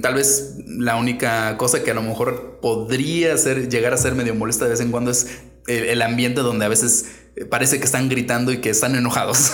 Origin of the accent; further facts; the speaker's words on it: Mexico; moved away as an adult; also born or lived in Japan / China; yo soy mexicano, no tengo pasaporte de otro país